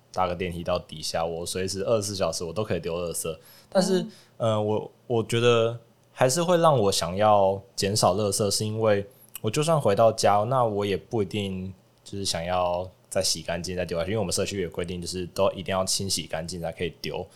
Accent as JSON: {"language": "Chinese", "region": "Hualien County", "country": "Taiwan", "tie": "born or raised there", "also_born_or_lived": "Taichung", "moved": "as an adult", "said": "我是花莲人，但是我从，从小都住在花莲，不过就是大学几乎都是在台中读书这样子"}